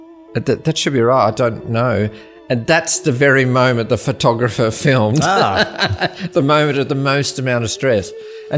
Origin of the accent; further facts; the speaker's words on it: Wheatbelt country town, Western Australia, Australia; I was born in West Australia in a country town called Wildcatcham. It's about 220 kilometres inland from Perth, so it's the Wheat Belt.